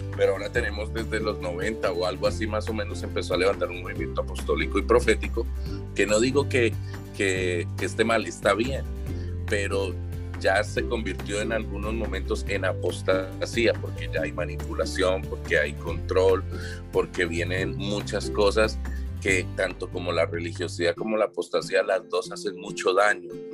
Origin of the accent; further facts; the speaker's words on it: Bogotá, Colombia; moved away as an adult; now in United States; soy originario de Colombia, de Colombia, de Bogotá